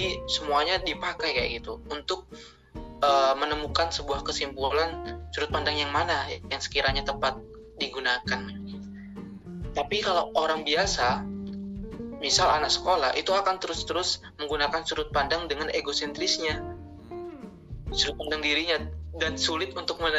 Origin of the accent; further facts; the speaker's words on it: Situbondo, East Java, Indonesia; Asal saya dari Situbondo, Jawa Timur.